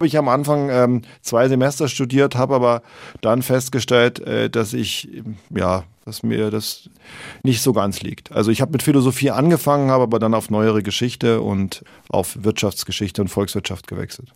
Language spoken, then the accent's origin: German; Munich, Bavaria, Germany; also born or lived in Pullach / Icking; ich bin tatsächlich in München geboren, im Schwabinger Krankenhaus ähm, und aufgewachsen im Münchner Süden in der Stadt